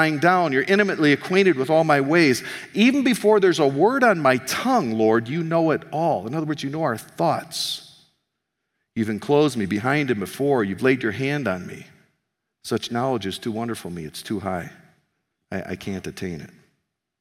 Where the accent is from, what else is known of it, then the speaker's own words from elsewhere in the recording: United States; now in Canada; I'm an American here in Canada